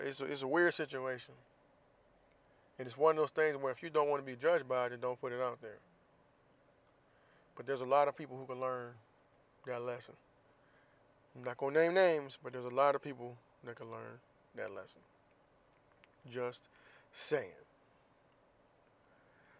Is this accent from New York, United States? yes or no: no; Florida, United States; I'm from Florida, so people know I'm from Florida